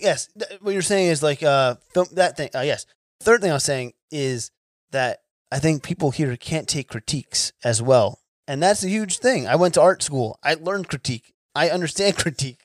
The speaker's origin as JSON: {"language": "English", "region": "New Jersey", "country": "United States", "moved": "yes", "said": "I'm, I'm from New Jersey originally"}